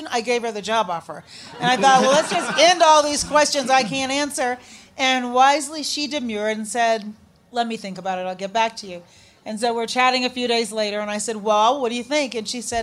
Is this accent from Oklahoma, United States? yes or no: no; Chicago, Illinois, United States; also born or lived in Shiraz, Iran; Chicago. He said, did you grow up here? Yep, sure did.